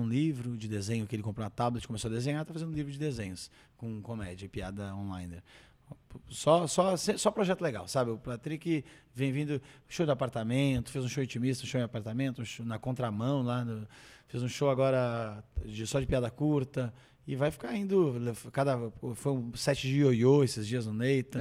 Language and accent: Portuguese; Brazil; estou velho e sou brasileiro preguiçoso